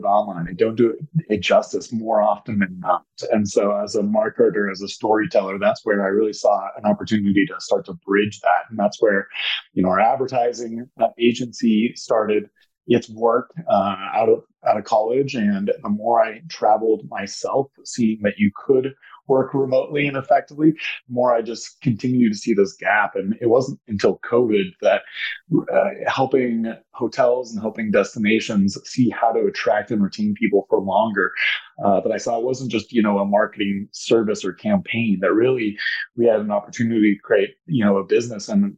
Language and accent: English; Denver, Colorado, United States; I'm from Denver, Colorado, local and loyal